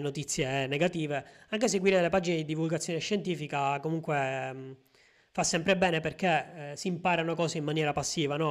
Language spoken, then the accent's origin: Italian; a small town in the province of Palermo, Sicily, Italy; nel mio paese, che è un paesino di 7000 abitanti in provincia di Palermo